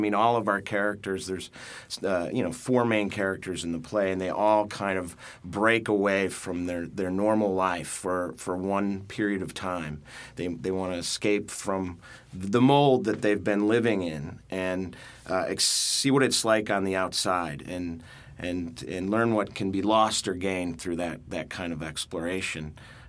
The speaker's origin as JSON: {"language": "English", "region": "Midwest", "country": "United States", "also_born_or_lived": "Chicago", "accent": "Midwestern", "moved": "yes", "lives_now": "New York, United States", "said": "an annoying Midwestern accent like I have, you know, where it sounds like I'm talking through my nose."}